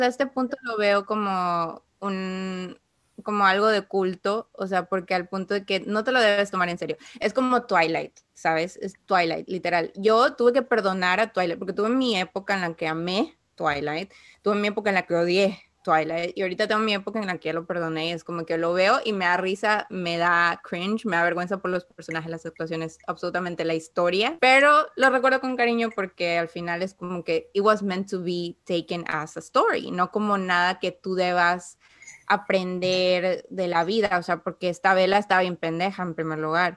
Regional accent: Ecuador; now in United States; yo antes de vivir acá, yo vivía en, Ecuador, obviamente, entonces mi sentido del humor, mi manera de hablar

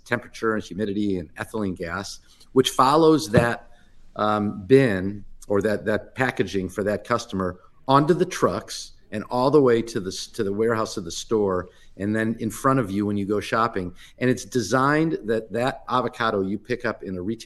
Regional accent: Midwest, United States; I grew up in the Midwest in a very typical Reformed Jewish community

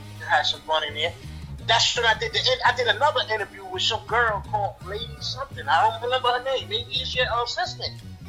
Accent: New York City, New York, United States; also born or lived in West Indies (ancestry)

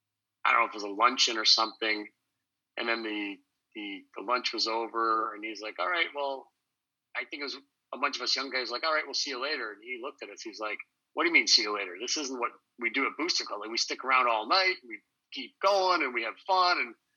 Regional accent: Ottawa, Ontario, Canada; I grew up in Ottawa. I was born in Ottawa. And moved around. My dad was in the Air Force, and when I came back to Ottawa in 1980

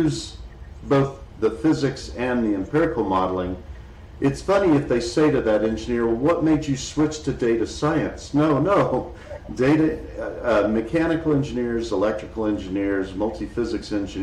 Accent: Dallas, Texas, United States; I grew up in Dallas, Texas, a huge city in Texas

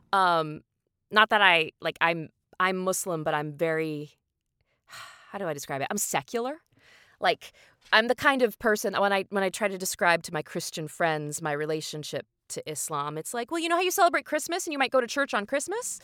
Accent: Indiana, United States; moved away; I'm a Hoosier, which means I'm from the state of Indiana

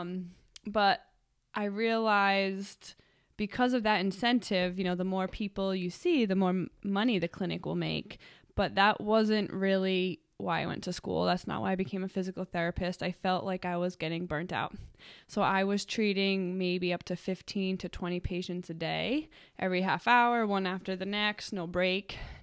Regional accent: Cranston, Rhode Island, United States; I am from Cranston, Rhode Island. I went to Cranston High School West for high school

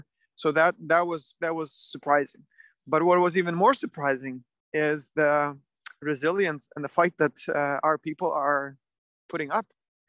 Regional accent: Western Ukraine, Ukraine; English is a second language; Well, thankfully, my hometown is far from where the very active fighting happening. It was very scary at the beginning of Russian invasion because that's when they fired long range missiles all the way into Western Ukraine, all the way into my city.

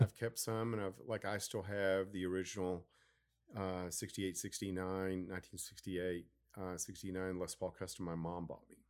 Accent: Dallas, Texas, United States; now in Garland, United States; I'm from Oak Cliff, but I've lived in Garland for forty years

